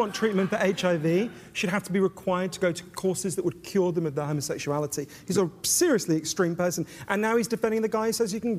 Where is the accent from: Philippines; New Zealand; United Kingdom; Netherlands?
United Kingdom; as a British person